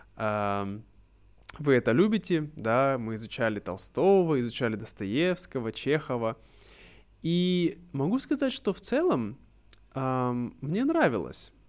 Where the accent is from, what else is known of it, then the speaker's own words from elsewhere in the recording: Irkutsk, Irkutsk Oblast, Russia; moved away; в моем случае я был из Иркутска, из Сибири, и на этом предмете, на уроках этого предмета нас учили истории Иркутской области